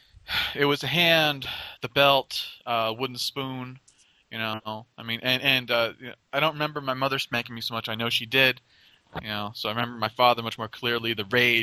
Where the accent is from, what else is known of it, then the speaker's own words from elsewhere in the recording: Totowa, Hawthorne, New Jersey, United States; I was transferred to a Christian school from a public school. And like maybe 2 years after that we moved from Totowa to Hawthorne